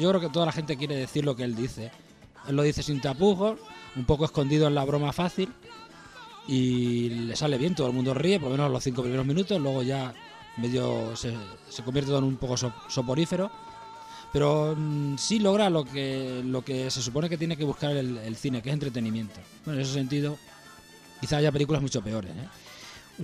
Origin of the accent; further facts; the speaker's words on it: Spain; cómo somos los españoles